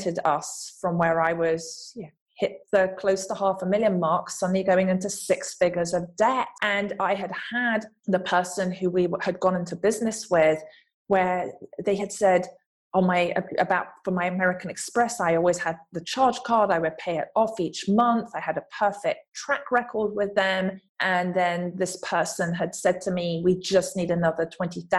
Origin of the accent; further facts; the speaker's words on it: England, United Kingdom; accent: English; moved away as an adult; now in Los Angeles, United States; growing up in England, from the background, from the family that I came from